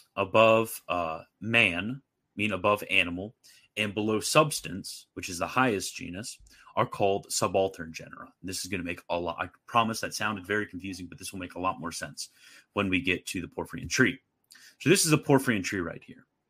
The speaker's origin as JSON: {"language": "English", "country": "United States", "said": "I'm an American"}